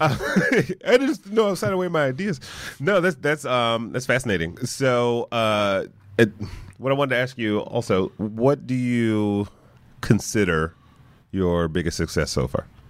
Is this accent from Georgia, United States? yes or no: no; Detroit, Michigan, United States; moved away as an adult; I grew up in Detroit